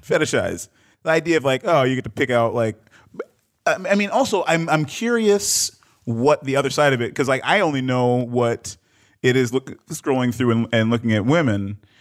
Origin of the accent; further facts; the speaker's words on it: Detroit, Michigan, United States; also born or lived in Accra, Ghana; I was born in Detroit, but, uh, my mom's from Ghana